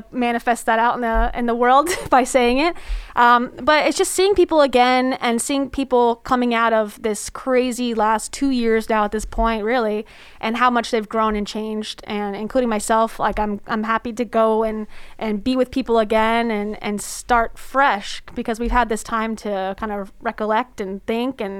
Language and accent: English; South Florida, United States; now in Orlando, United States; I'm a beach girl. I'm from South Florida, so beach.